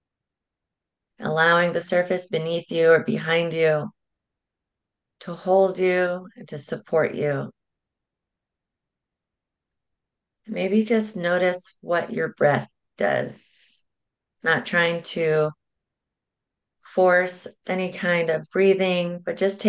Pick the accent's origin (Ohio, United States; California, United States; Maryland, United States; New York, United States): California, United States; San Diego; I am originally from San Diego